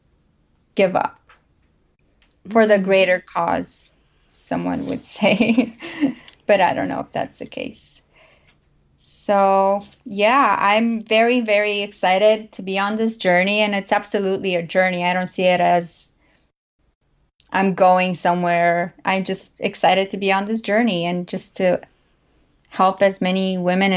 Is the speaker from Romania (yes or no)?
yes; Romania; moved away as an adult; now in United States; I am an immigrant who was not born and raised in the U.S. I was born in Romania, and I actually came to the U.S. about almost 15 years ago.